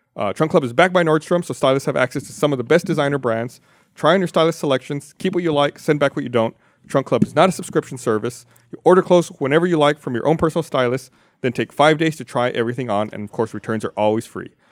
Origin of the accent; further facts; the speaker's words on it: Austin, Texas, United States; I was born in Austin.